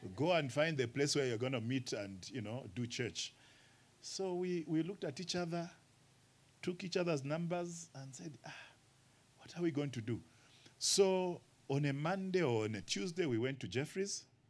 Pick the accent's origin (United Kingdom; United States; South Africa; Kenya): Kenya; moved away as an adult; now in Zambia; Kenya is my first home and then Zambia my second. I'm a missionary from Kenya to Zambia